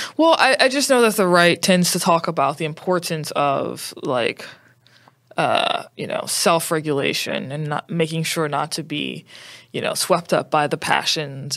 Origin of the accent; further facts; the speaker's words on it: New Orleans, Louisiana, United States; I'm from New Orleans, Louisiana.